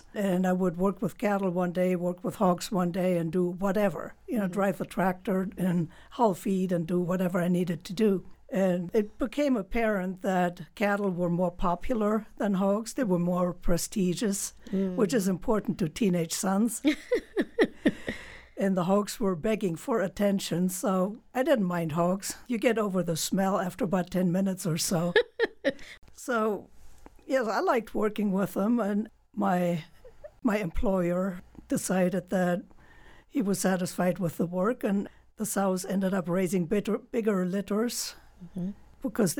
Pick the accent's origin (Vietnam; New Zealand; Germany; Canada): Germany; Well, I grew up in Germany, and my dad moved a lot with his job as a company rep.